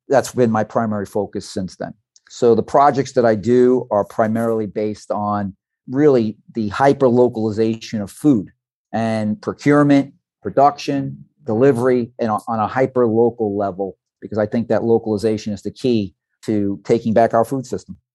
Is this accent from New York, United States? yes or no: yes; New York City, New York, United States; now in Fort Lauderdale, United States; Originally from the Red Hook section of Brooklyn